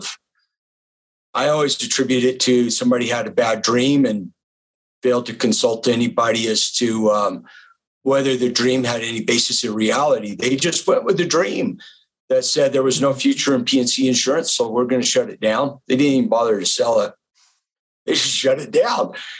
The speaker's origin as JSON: {"language": "English", "region": "the West", "country": "United States", "tie": "born or raised there", "also_born_or_lived": "Florida", "said": "I grew up in the West"}